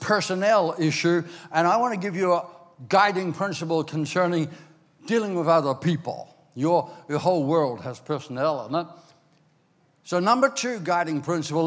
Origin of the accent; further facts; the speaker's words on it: Ireland; also born or lived in Australia; now in New Zealand; I was born in Ireland